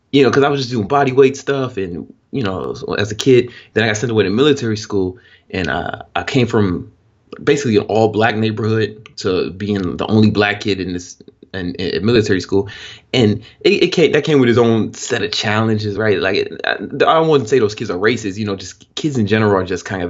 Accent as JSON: {"language": "English", "town": "Chicago", "region": "Illinois", "country": "United States", "tie": "born or raised there", "said": "I'm from the south side of Chicago, and it's a very, very rough area."}